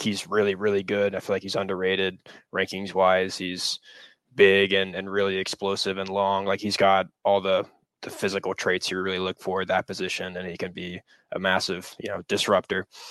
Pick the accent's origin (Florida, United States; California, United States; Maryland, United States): Florida, United States; Tallahassee; I grew up in Tallahassee